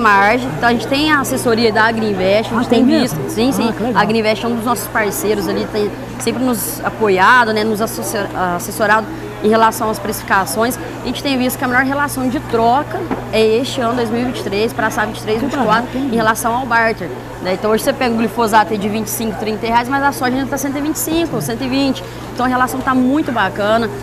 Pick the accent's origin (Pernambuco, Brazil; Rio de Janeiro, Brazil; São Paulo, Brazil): São Paulo, Brazil; Buritizal; also born or lived in Porteirinha, Minas Gerais; Eu nasci no, no norte de Minas, cidade chamada Porteirinha, mas fui criada no interior de São Paulo, ali, Buritizal, ali em torno